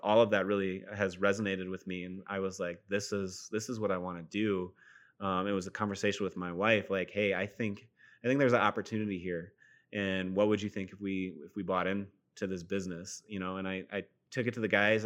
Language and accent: English; Sioux Falls, South Dakota, United States; also born or lived in Fort Dodge, Iowa; I was born and raised in Fort Dodge, Iowa, but we moved to Sioux Falls when I was in middle school, and so Sioux Falls is home.